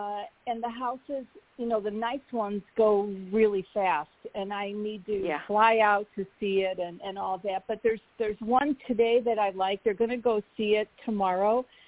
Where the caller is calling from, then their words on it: Arizona, United States; I can't. I'm literally stuck in Arizona.